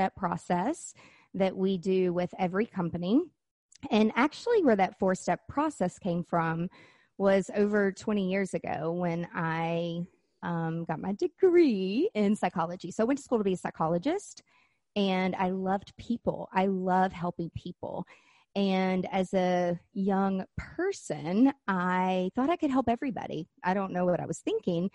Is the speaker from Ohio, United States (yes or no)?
no; Nashville, Tennessee, United States; moved away; also born or lived in Florida; I've lived in Florida and I'm from Nashville, Tennessee